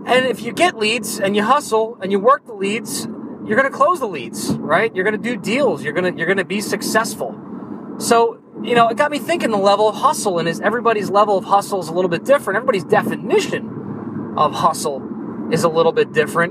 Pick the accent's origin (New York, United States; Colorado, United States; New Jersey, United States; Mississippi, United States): New Jersey, United States; I'm from New Jersey